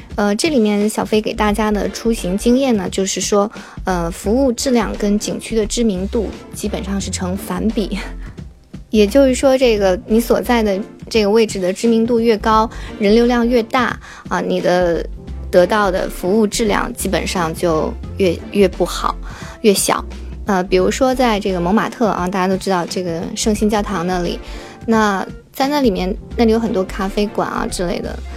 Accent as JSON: {"language": "Chinese", "country": "China", "said": "在中国我们中国人吃晚餐，那基本上是从下午六七点就开始了"}